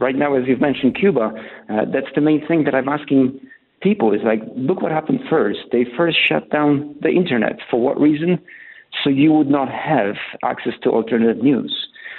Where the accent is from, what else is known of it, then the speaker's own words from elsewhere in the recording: Poland; I had when I was growing up in Poland. We used to listen to Radio Free Europe, which was sponsored by American government.